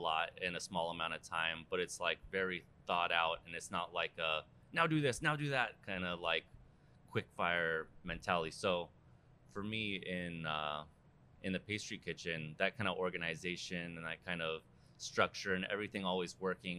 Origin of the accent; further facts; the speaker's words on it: Seal Beach, California, United States; moved away as an adult; also born or lived in San Francisco, California; I'm from Seal Beach, California, Orange County. Grew up there, went to high school there